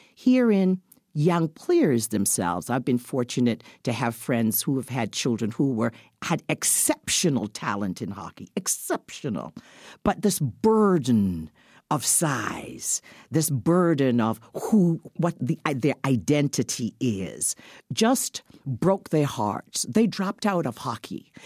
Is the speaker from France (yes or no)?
no; Barbados; now in Canada; I was a kid who was born in this country, went to school in Barbados.